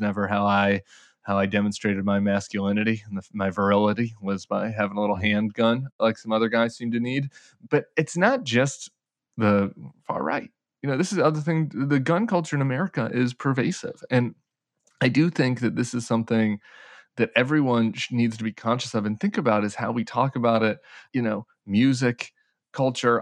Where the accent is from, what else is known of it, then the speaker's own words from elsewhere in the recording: Colorado, United States; in Colorado, in my home state